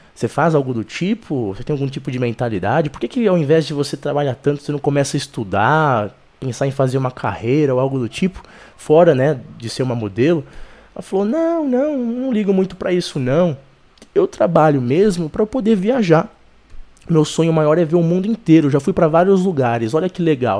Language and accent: Portuguese; Brazil; Eu sou brasileiro